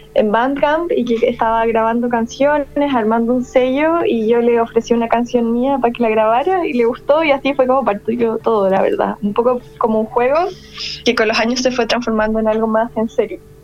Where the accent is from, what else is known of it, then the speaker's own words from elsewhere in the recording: La Serena, Coquimbo, Chile; moved away as an adult; also born or lived in Valparaíso Region; now in Santiago, Chile; soy de la quinta región originalmente, pero ya de niña eh, mi familia se fue a vivir un poco más al norte, que es la ciudad de La Serena